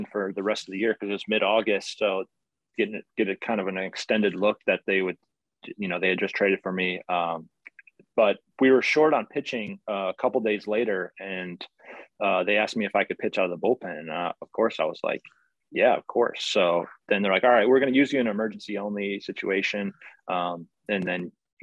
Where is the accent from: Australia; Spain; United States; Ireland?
United States; Chicago, Illinois; I grew up in Chicago area.